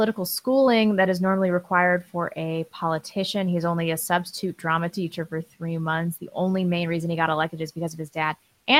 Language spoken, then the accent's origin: English; Canada; as a Canadian, I want to tell the other fellow Canadians